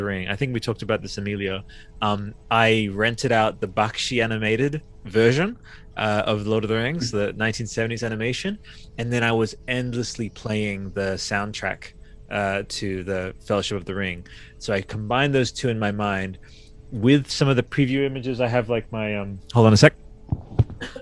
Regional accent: Australia; I'm Australian

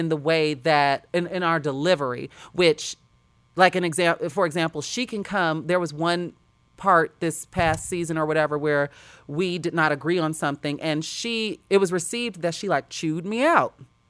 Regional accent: Chicago, Illinois, United States; We're both from Chicago, so we get a lot of comparisons.

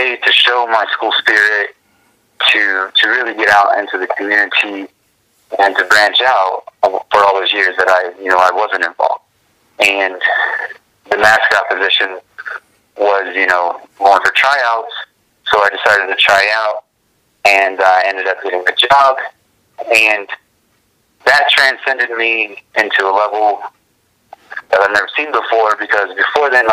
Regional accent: West Virginia, United States; now in Houston, United States; everybody knows that I'm from West Virginia

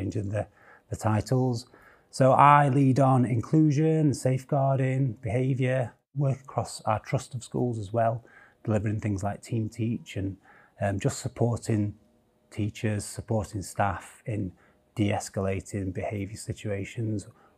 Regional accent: Sheffield, Yorkshire and the Humber, United Kingdom; Born in Sheffield. I was born in Stannington, Sheffield. Grew up around Stannington and Rivlin.

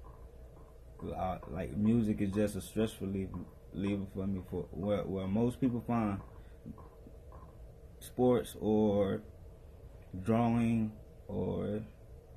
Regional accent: Fort Lauderdale, Florida, United States; I'm from Broward County, Lauderdale, Florida

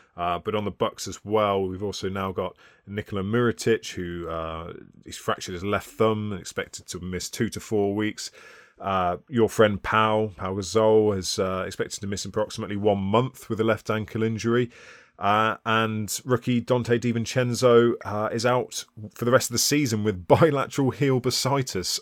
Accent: United Kingdom; We're British.

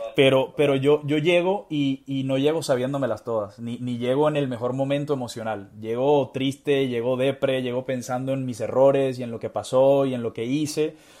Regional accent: Barranquilla, Atlántico, Colombia; soy colombiano, soy de Barranquilla

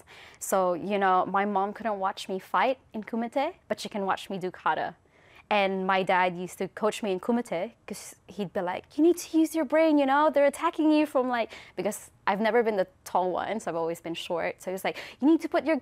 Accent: Philippines; now in New Zealand; we came from the Philippines

